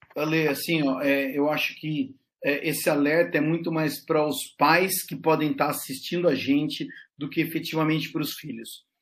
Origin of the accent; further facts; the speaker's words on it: Brazil; sou do Brasil